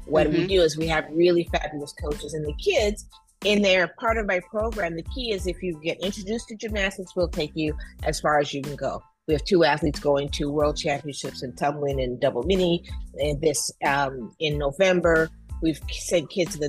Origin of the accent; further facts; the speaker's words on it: Detroit, Michigan, United States; I'm also in Detroit, which is my hometown